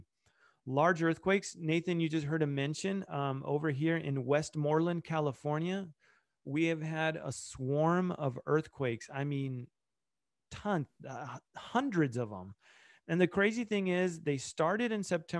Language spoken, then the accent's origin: English; Argentina; that's where I was born in Argentina